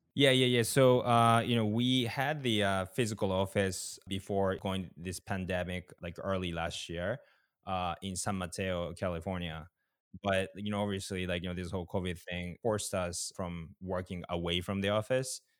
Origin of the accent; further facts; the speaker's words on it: Japan; I'm from Japan